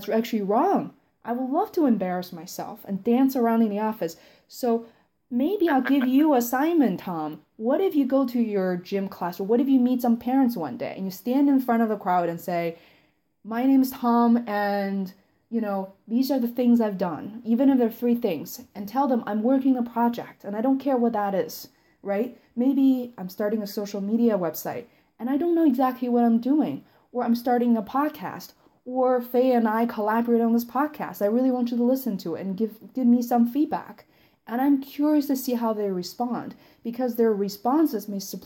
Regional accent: Beijing, China; I grew up in Beijing, I grew up in Chinese culture

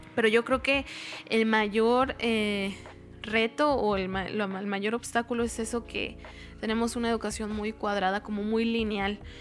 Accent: Mexico; como mexicanos, como cultura mexicana

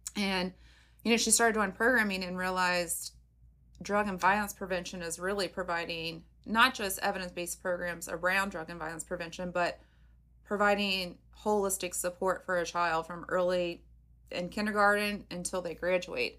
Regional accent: Covington, Kentucky, United States; I'm born and bred in Covington

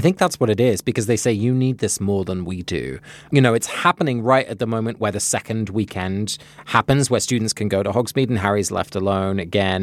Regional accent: England, United Kingdom; moved away; Growing up in England, I guess I didn't learn much of this kind of history.

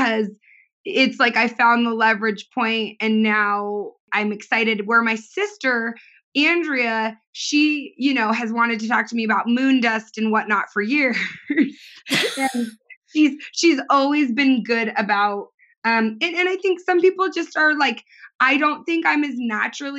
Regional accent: Southern California, United States; I grew up in Southern California

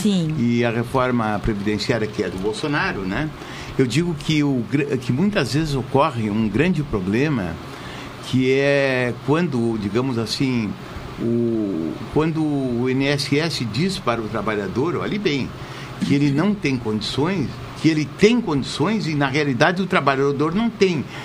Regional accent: Brazil; como brasileiro

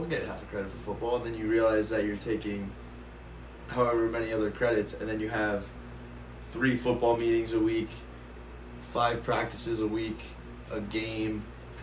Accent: Roxbury, New Jersey, United States; I'm from Roxbury, New Jersey. Little town, North Jersey, Marsh County.

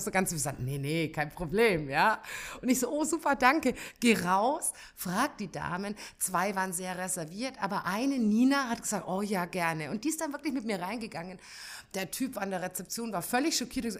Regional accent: Bavaria, Germany; ich komme ja aus Bayern oder meine Mama ist in Bayern

